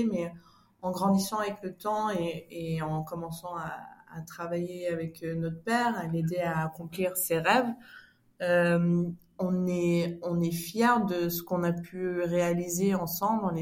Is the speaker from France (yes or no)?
no; Switzerland; j'ai fait des études en communication, on a grandi en Suisse.